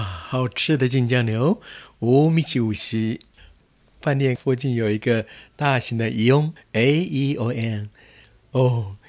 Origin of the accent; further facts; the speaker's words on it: Taiwan; 我们这些来自海外的台湾的观光客